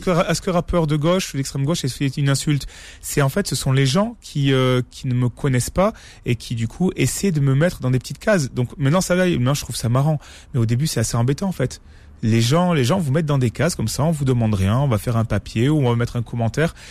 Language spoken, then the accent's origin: French; France; je suis né ici, je, je suis français